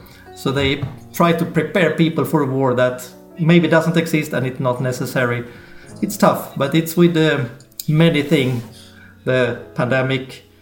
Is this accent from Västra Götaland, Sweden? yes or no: yes; Gothenburg, Västra Götaland, Sweden; moved away; also born or lived in Stockholm / Värmland; I'm born and raised in Gothenburg, and I've been living in Stockholm as well.